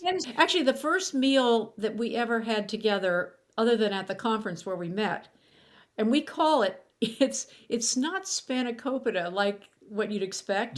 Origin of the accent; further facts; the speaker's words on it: Pittsburgh, Pennsylvania, United States; moved away; my hometown of Pittsburgh